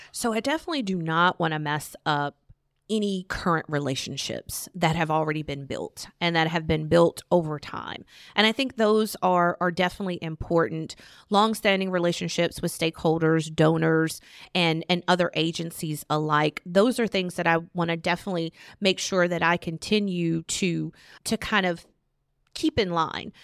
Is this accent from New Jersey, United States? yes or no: no; Virginia, United States; moved away as an adult; now in Charlotte, United States; I'm from Virginia.